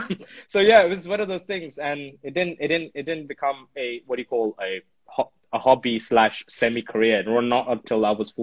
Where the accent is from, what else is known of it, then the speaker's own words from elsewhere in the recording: Delhi, India; now in United Kingdom; growing up in Delhi, 90s nostalgic stuff